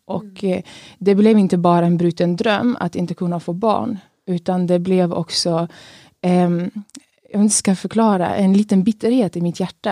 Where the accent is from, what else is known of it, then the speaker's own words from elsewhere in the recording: Kristianstad, Skåne, Sweden; jag kommer från Skåne, från, mig, från Kristianstad.